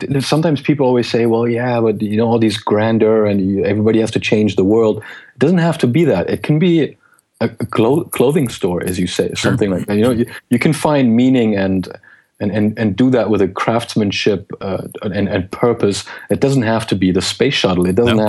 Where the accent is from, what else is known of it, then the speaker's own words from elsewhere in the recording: Geneva, Switzerland; English is a second language; also born or lived in Germany; HP expatriated my father from Germany to Switzerland. I grew up in Geneva. I grew up in different countries. I learned different languages